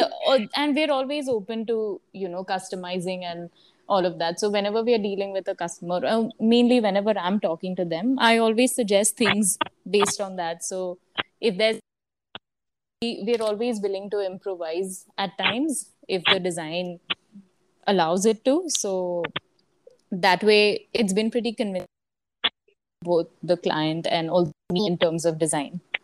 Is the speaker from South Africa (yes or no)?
no; Surat, Gujarat, India; moved away as an adult; also born or lived in Mumbai / Pune; i slowly started setting up my own team in my hometown surat